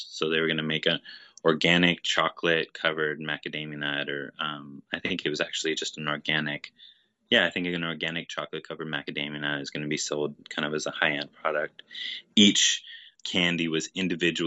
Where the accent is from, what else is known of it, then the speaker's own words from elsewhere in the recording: Honokaa, Hawaii, United States; I was born in Honoka'a and grew up here in Hawaii